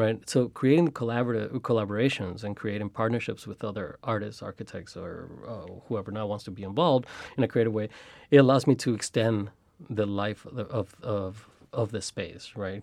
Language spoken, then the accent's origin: English; Chicago, Illinois, United States; also born or lived in Mexico; Growing up in Chicago